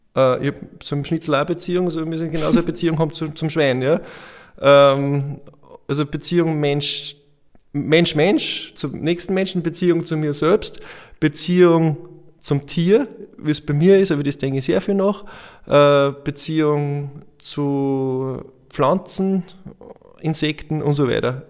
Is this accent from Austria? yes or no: yes; Andorf, Upper Austria, Austria; bei uns in Andorf